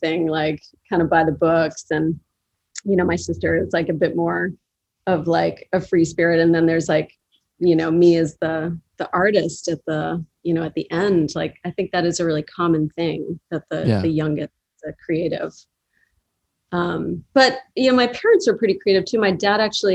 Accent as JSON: {"language": "English", "town": "Boston", "region": "Massachusetts", "country": "United States", "tie": "born or raised there", "also_born_or_lived": "Chicago", "moved": "as an adult", "lives_now": "Brooklyn, United States", "said": "I grew up in Boston"}